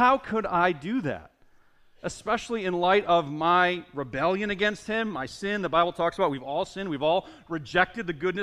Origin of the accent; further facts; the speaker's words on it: Northeast, United States; We're from the Northeast